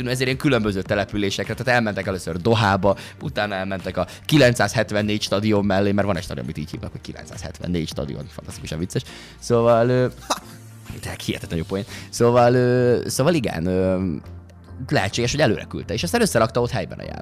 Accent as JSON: {"language": "Hungarian", "country": "Hungary", "said": "nagyon magyarok vagyunk, és, és és e- erre nagyon büszkék vagyunk, dolognak a túltolásával szokták, ami egyébként teljesen oké, okay, mert nyilvánvalóan legyünk is büszkék rá, és én is elképesztően büszke vagyok rá"}